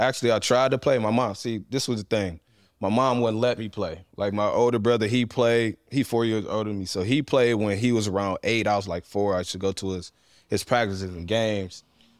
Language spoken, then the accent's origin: English; Euclid, Ohio, United States; also born or lived in Cleveland, Ohio / East Cleveland, Ohio; I grew up in Euclid. I was born on the west side of Cleveland, lived in East Cleveland about 3-4 years, then moved to Euclid in 99, and just grew up out there.